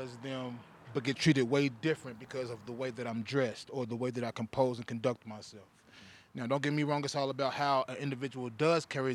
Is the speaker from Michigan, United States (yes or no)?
no; Kentucky, United States; moved away as an adult; I'm from Kentucky.